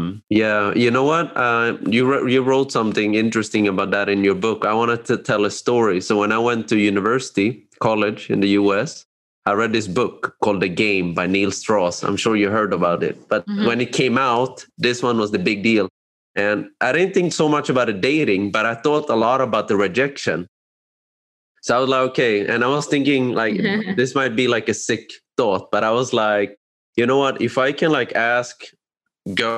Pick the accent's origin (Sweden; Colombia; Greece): Sweden; I grew up in Sweden, I think in a small town